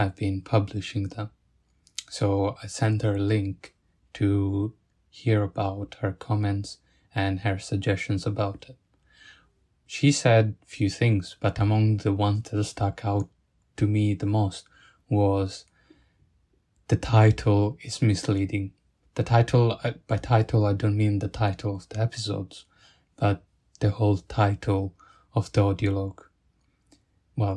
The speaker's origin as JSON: {"language": "English", "country": "Italy", "accent": "Italian", "second_language": "English", "moved": "yes", "lives_now": "Sheffield, United Kingdom", "said": "I'm from Italy, but my family is from Bangladesh"}